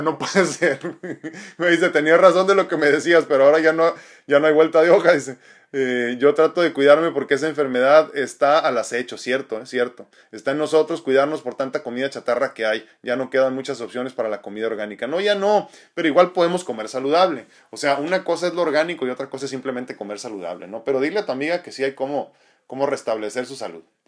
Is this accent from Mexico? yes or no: yes; Mexico; como, latinos y como mexicanos en específico